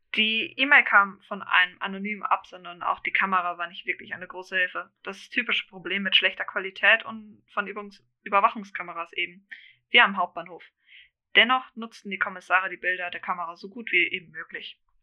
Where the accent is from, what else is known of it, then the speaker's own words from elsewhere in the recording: Germany; ich eigentlich gebürtig Deutsch bin